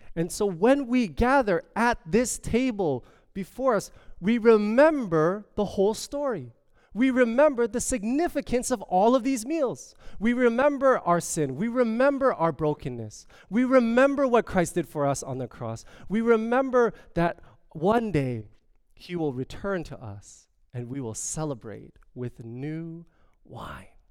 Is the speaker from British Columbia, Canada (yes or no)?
no; Toronto, Ontario, Canada; I am from Toronto. I am from as they call it, the six.